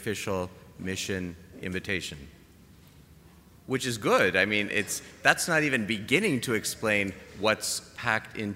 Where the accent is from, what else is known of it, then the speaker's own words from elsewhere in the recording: Canada; I'm Canadian